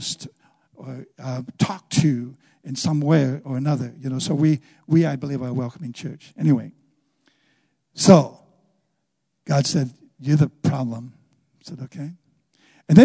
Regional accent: Wisconsin, United States; moved away as an adult; I'm from Wisconsin.

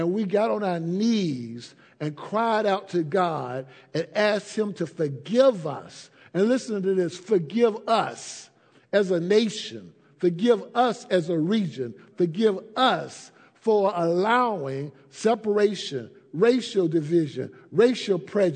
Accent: Atlanta, Georgia, United States; I grew up in Atlanta

